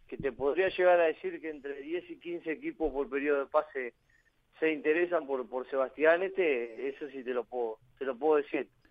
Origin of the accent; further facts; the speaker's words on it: Uruguay; moved away as an adult; also born or lived in Spain / El Salvador; somos uruguayos los dos